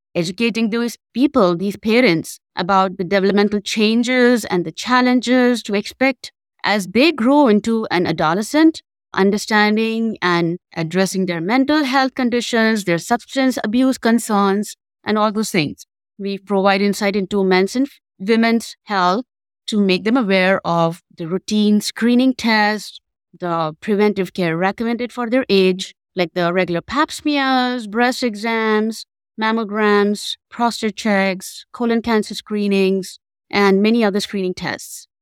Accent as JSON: {"language": "English", "country": "India", "moved": "as an adult", "lives_now": "Memphis, United States", "said": "I'm basically from India"}